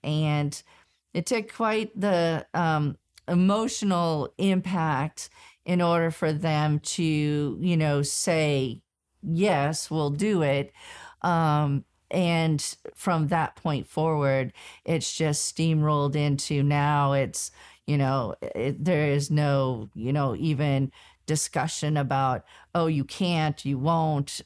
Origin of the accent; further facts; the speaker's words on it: Southern California, United States; I was born and raised in Southern California